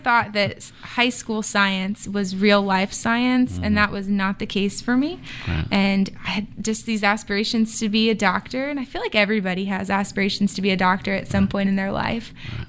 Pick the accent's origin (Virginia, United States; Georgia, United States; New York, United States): Virginia, United States; also born or lived in California / Maine; So I say I grew up in Virginia, but I was born in California, lived in Maine for a while.